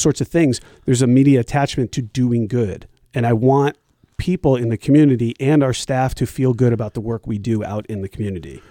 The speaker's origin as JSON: {"language": "English", "town": "Glastonbury", "region": "Connecticut", "country": "United States", "tie": "born or raised there", "moved": "yes", "said": "I, I was born and raised in Glastonbury, Connecticut"}